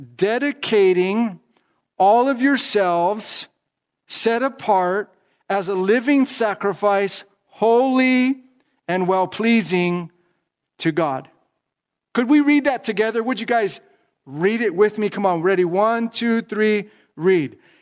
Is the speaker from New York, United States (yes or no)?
no; Los Angeles County, California, United States; I'm from Los Angeles County, California